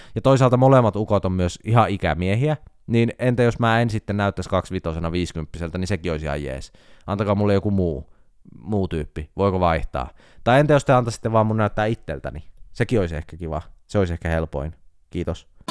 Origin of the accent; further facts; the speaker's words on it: Jyväskylä, Central Finland, Finland; On kotoisin Jyväskylästä, meillä päin ei tarvi kysyä, että puhutellaanko etunimellä.